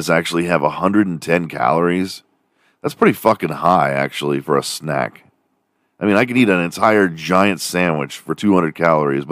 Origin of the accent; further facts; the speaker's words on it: Texas, United States; my home state of Texas